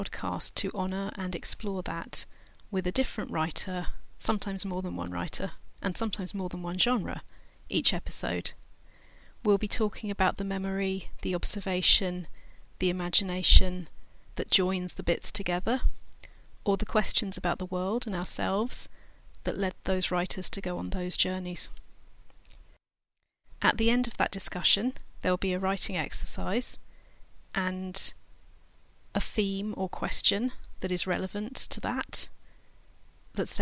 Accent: England, United Kingdom; also born or lived in California, United States; when she and I came back to England from California, where I was born

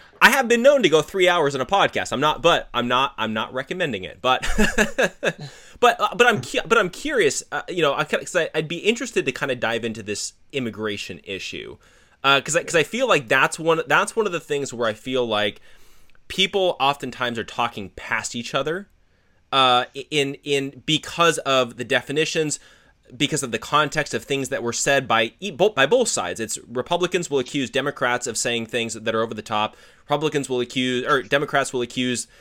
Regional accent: Arizona, United States; I grew up in Arizona

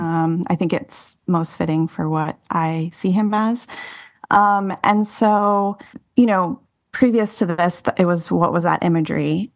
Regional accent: Austin, Texas, United States; moved away as an adult; also born or lived in New York City; Austin is my hometown

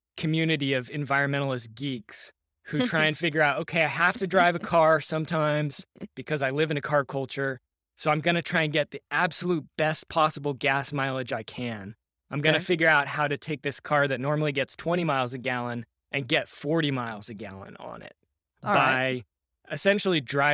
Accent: Seattle, Washington, United States; I grew up in Seattle, Washington, and many people may remember back in 1999, there was a massive protest there against the World Trade Organization.

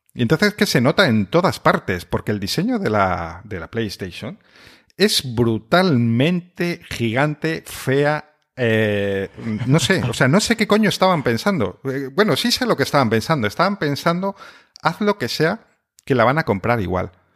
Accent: Spain; aquí somos un país tan sumamente de Xbox

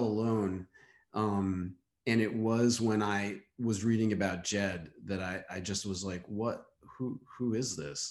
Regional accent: New York City, New York, United States; growing up in New York City and going to galleries

